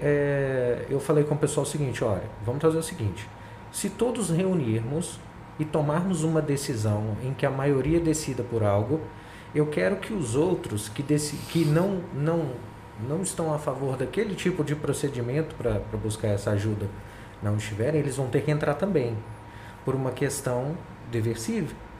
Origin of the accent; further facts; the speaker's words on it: Brazil; como brasileiro